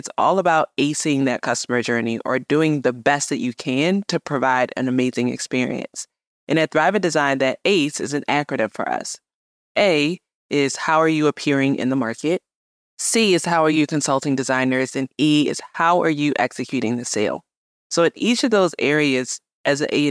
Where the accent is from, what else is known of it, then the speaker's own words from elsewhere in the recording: Baltimore, Maryland, United States; also born or lived in New York City; came back to my hometown of Baltimore